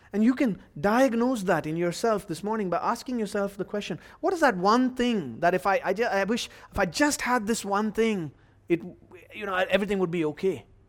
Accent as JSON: {"language": "English", "country": "India", "moved": "yes", "said": "my home country of India"}